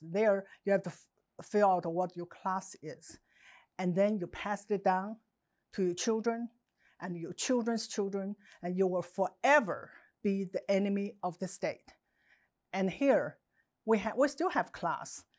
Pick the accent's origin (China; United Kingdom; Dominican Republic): China; English is a second language; moved away as an adult; now in United States; growing up in Mouse, China